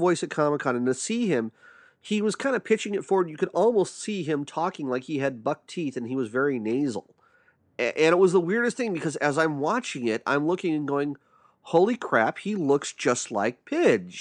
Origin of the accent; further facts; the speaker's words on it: Santee, California, United States; KCBQ Radio in Santee, my hometown